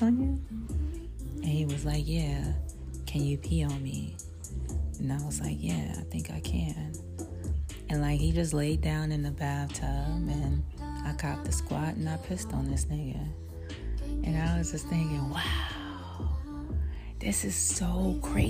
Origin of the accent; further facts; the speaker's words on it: New York City, New York, United States; I'm from Brooklyn